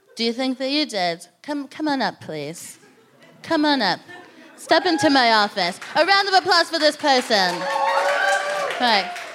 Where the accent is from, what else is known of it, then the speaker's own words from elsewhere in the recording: United States; moved away; I'm from America